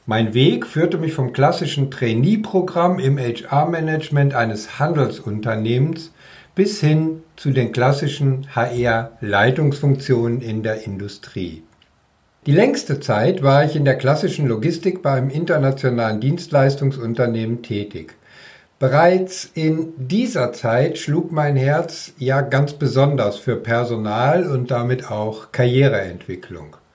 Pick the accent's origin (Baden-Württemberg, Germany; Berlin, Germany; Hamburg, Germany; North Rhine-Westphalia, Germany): North Rhine-Westphalia, Germany; wohne seit vielen Jahren im Land zwischen den Meeren. Ja, also in Schleswig-Holstein, auch wenn ich ein Kind des Ruhrgebiets bin.